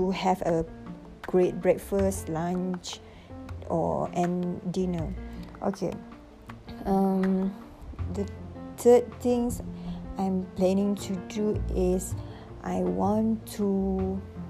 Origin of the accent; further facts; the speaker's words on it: Alor Setar, Kedah, Malaysia; moved away as an adult; I'm from Alustar